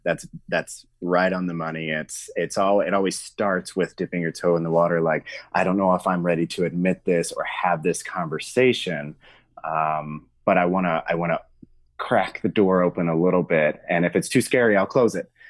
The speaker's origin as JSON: {"language": "English", "region": "Arkansas", "country": "United States", "tie": "born or raised there", "said": "I'm from the South, state of Arkansas, and I grew up in a very small town."}